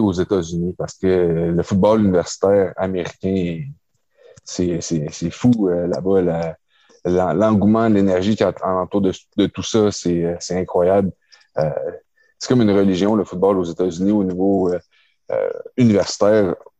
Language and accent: French; Quebec, Canada; j'ai grandi à Québec